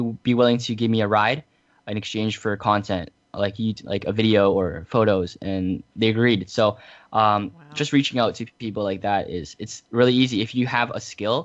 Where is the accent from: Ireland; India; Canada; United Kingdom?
Canada; I am from Canada.